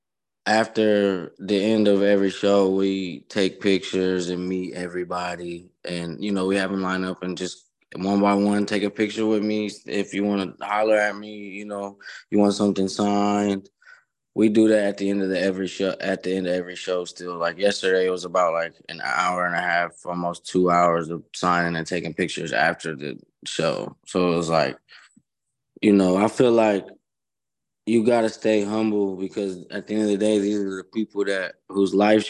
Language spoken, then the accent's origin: English; Columbus, Ohio, United States; I had a show in my hometown where at Al Rosa Villa